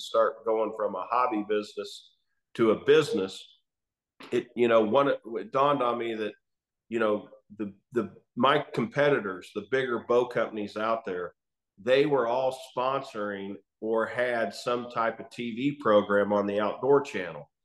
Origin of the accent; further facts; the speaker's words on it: Chanute, Kansas, United States; I grew up in Southeast Kansas, little town called Chanute, Kansas.